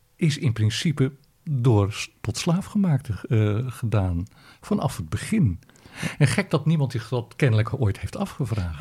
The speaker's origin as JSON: {"language": "Dutch", "country": "Netherlands", "said": "als Nederlanders"}